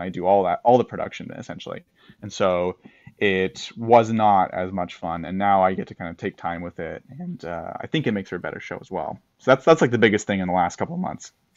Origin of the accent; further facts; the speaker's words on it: United States; as an American